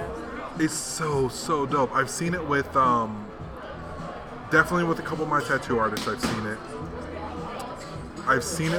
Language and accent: English; Chicago, Illinois, United States; And I'm like, yeah, but like, I'm from Chicago.